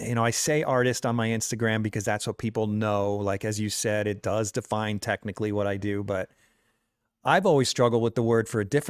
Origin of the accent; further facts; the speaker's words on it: United States; being an American